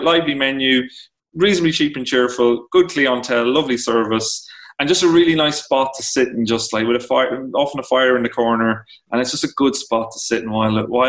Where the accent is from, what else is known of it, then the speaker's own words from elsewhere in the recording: Ireland; also born or lived in New York, United States; I'm from Ireland